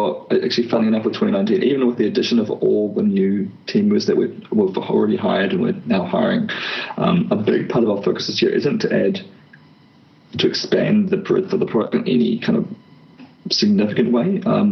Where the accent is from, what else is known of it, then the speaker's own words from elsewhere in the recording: New Zealand; I'm from New Zealand.